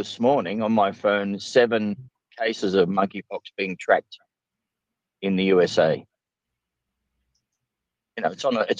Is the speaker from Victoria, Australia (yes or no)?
yes; Victoria, Australia; in schools in Victoria, I understand. Where, you know, in my home state.